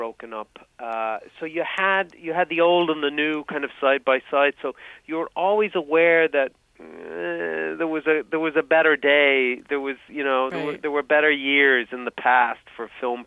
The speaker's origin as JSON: {"language": "English", "town": "Dublin", "region": "Leinster", "country": "Ireland", "tie": "born or raised there", "moved": "as an adult", "lives_now": "United States", "said": "I'm from Dublin, from Ireland. So I grew up in a small suburb of Dublin City, the metropolis of Ireland"}